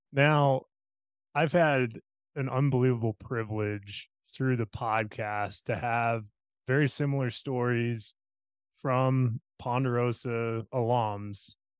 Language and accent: English; Parker, Colorado, United States; growing up in Parker myself, in the Pinery